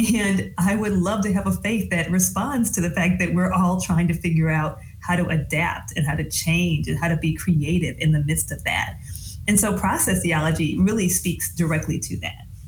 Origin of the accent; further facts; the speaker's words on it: Michigan, United States; moved away as an adult; also born or lived in New England / mid South; So I grew up in the Midwest. I grew up in Michigan and I am a GM baby